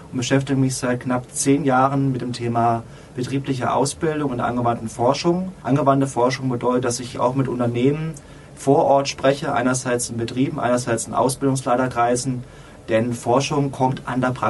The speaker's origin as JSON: {"language": "German", "region": "Odenwald", "country": "Germany", "said": "Tatsächlich komme ich aus dem Ohnwald, einer sehr ländlichen Region, so zwischen Frankfurt und Mannheim"}